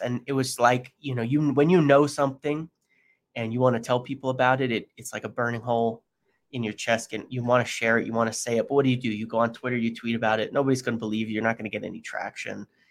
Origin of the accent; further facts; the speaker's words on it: United States; being American